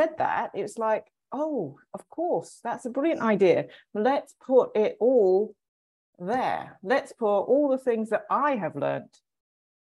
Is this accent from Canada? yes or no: no; England, United Kingdom; I'm English